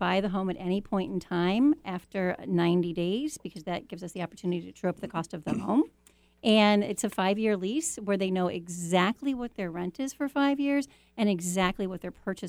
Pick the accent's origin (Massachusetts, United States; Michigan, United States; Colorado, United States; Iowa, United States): Iowa, United States; moved away; I grew up in Iowa